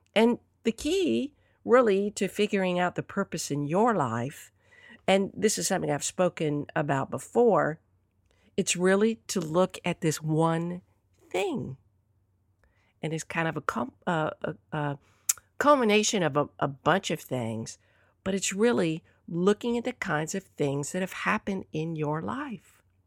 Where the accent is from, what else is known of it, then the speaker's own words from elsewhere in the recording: Southern, Southern United States, United States; accent: Southern; pardon my Southern accent